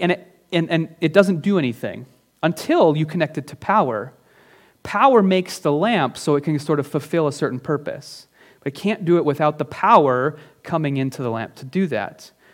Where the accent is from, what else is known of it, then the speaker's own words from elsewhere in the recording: Northern Minnesota, United States; now in Minneapolis-Saint Paul, United States; I'm from Northern Minnesota